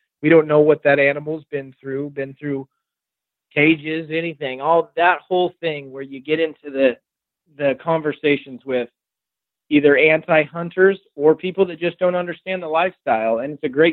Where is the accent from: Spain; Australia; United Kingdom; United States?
United States; Rogue Valley, Southern Oregon; being from the Rogue Valley, where the Rogue tribe was, and growing up on the Rogue River